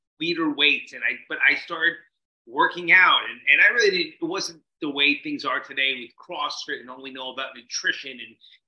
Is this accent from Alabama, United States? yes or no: no; New Jersey, United States; I was growing up in Jersey